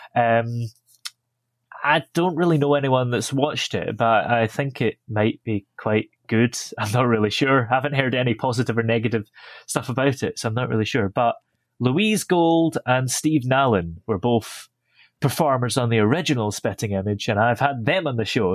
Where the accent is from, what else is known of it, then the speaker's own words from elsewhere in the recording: Stirling, Scotland, United Kingdom; I was born in Stirling and live not too far from there.